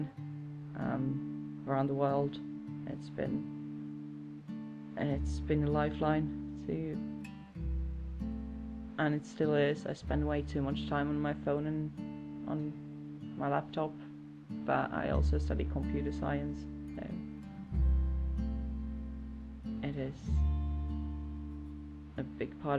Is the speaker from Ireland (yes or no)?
no; Jyväskylä, Central Finland, Finland; moved away as an adult; now in Brighton, United Kingdom; I'm from Jyväskylä, Finland, but I live in Brighton now